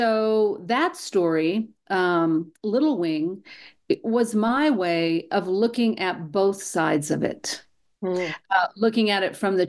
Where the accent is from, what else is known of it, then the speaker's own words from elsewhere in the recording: New Mexico, United States; I was born and raised here in New Mexico, and of course I moved away for a while, and when I came home